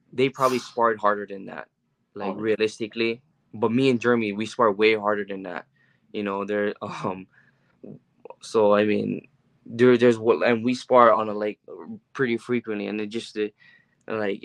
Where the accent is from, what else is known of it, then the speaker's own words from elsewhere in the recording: Hawaii, United States; I'm from Hawaii